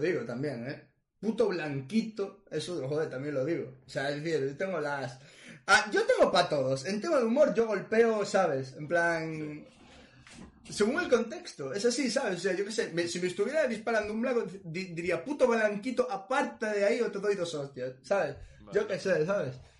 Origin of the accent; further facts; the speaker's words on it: Ferrol, Galicia, Spain; donde yo nací, Ferrol